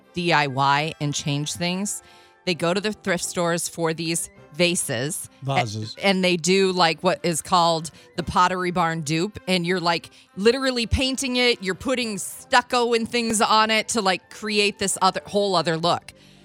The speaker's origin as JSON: {"language": "English", "region": "Midwest", "country": "United States", "said": "I'm from the Midwest"}